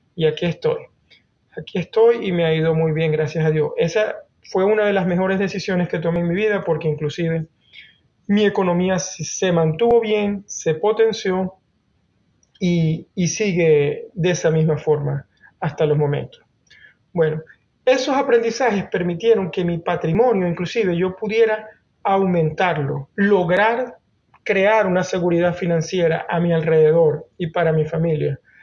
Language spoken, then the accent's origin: Spanish; Venezuela; moved away as an adult; now in Norway; primero en Venezuela, que es el país de donde vengo, y los últimos 11 años aquí en Noruega